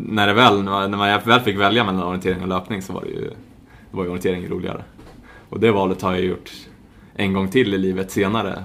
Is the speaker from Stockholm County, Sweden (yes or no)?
yes; Stockholm, Stockholm County, Sweden; moved away as an adult; also born or lived in Spartanburg, South Carolina, United States; now in Gothenburg, Sweden; född och uppvuxen i Stockholm, eh, Hässelby